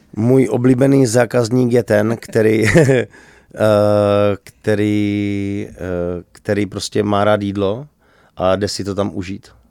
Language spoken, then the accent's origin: Czech; Czechia; my jsme Češi